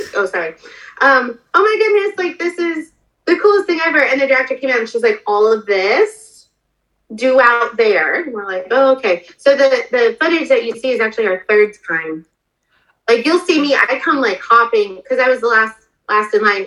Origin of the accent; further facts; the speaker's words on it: Denver, Colorado, United States; moved away; I'm originally from Denver